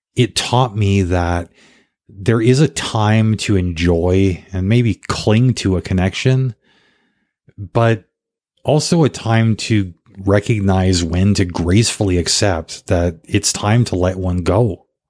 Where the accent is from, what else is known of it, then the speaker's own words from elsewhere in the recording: Canada; also born or lived in South Africa / Paraguay; being Canadian